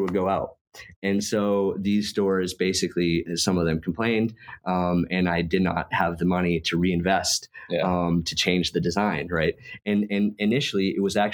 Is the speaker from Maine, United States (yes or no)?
yes; Maine, United States; moved away as an adult; also born or lived in Germany / California; I was working in Maine, where I'm from